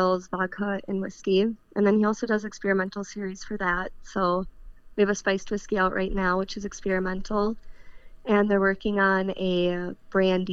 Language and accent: English; Wisconsin, United States; Born and raised in Wisconsin.